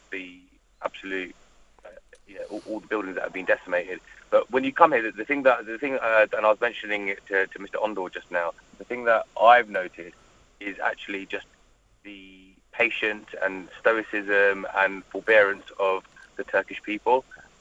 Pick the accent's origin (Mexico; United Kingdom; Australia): United Kingdom; London; I'm from South London.